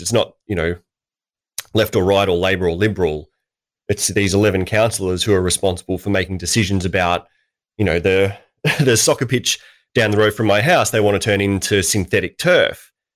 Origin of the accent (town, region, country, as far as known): Australia